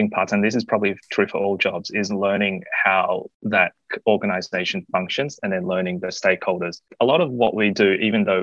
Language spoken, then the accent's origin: English; Australia; So, I came from Australia and I um, graduated in a different engineering discipline back then.